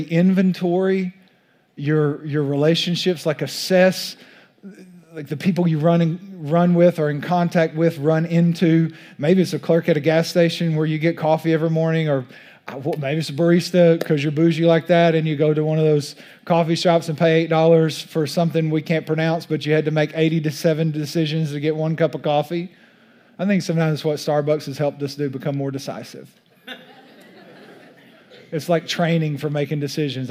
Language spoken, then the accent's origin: English; East Texas, United States; accent: East Texas; my East Texas accent